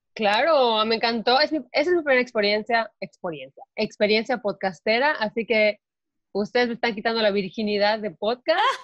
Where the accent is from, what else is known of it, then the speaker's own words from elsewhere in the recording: Mérida, Yucatán, Mexico; yo soy de Mérida y crecí